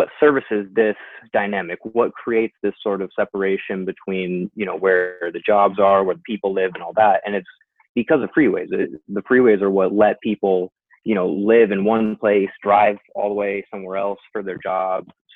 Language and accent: English; San Diego, California, United States; also born or lived in Long Beach / Santa Barbara; I was born and raised here in North County.